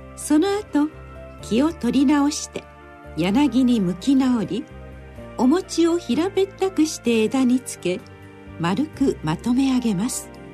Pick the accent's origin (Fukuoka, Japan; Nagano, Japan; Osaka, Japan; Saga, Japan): Osaka, Japan; 私が子供だった頃生まれ育った大阪のお寺では餅花をよく作りました